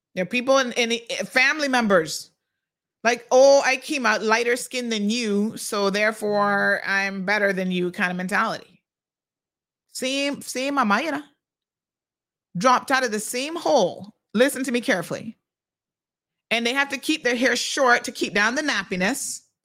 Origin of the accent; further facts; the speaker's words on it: United States; accent: American; now in Cayman Islands; I grew up in the States.